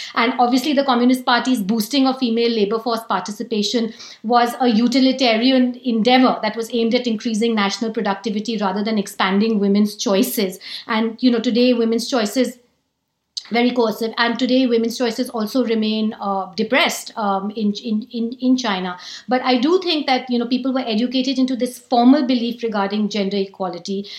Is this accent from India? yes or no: yes; India; I'm better off as an Indian